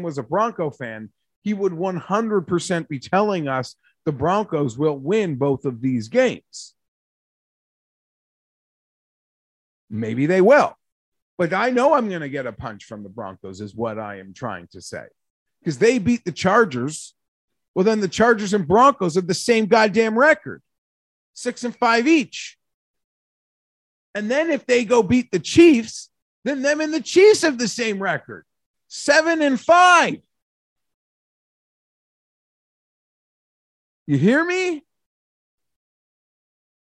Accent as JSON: {"language": "English", "country": "Canada", "said": "I'm a Canadian who works in Celsius"}